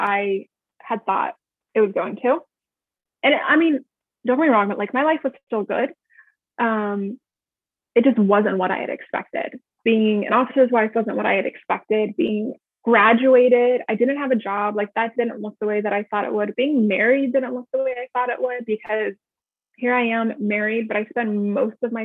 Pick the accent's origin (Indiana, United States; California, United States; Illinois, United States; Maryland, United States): Maryland, United States; Annapolis, Maryland area, United States; I am from the Annapolis, Maryland area. I've never lived directly in Annapolis, but I've lived in a lot of the like cities surrounding it